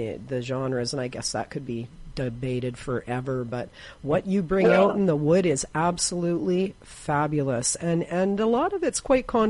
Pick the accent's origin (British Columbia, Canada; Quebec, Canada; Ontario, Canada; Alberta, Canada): British Columbia, Canada; Victoria; now in Prince George, Canada; I was raised in Victoria